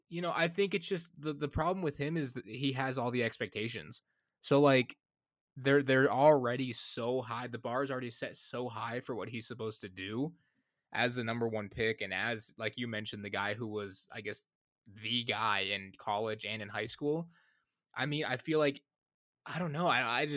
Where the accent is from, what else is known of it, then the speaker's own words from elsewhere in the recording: Michigan, United States; I'm from Michigan